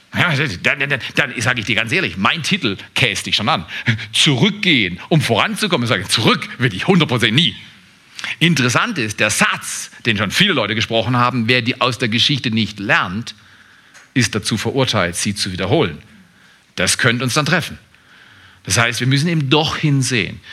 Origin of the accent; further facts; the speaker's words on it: Freiburg, Baden-Württemberg, Germany; ich bin in eine bestimmte Familie hineingeboren worden an einem bestimmten Ort. Das war Freiburg. Ich bin nicht in Scarborough, Ontario, Toronto aufgewachsen, wie meine Frau. Ich bin kein Kanadier, ich bin Deutscher.